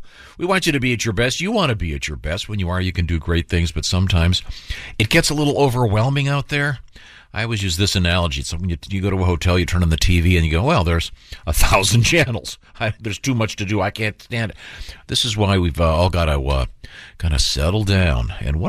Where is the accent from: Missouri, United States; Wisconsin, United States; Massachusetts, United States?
Missouri, United States; St. Louis; I'm from St. Louis.